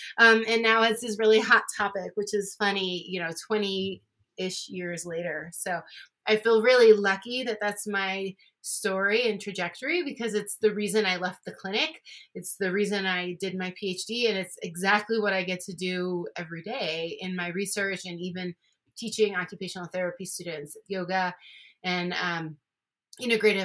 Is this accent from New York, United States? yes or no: yes; Buffalo, New York, United States; moved away as an adult; also born or lived in Hawaii / Colorado; I am from Buffalo, New York, and that's where I went to school to become an occupational therapist.